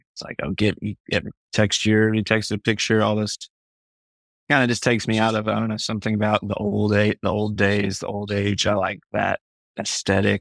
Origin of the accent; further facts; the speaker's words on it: Kentucky, United States; I'm from Kentucky